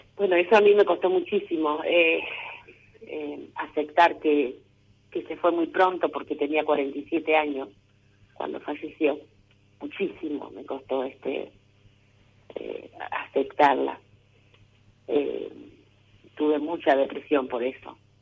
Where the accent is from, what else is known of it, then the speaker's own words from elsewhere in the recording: Venado Tuerto, Santa Fe, Argentina; De Venado Tuerto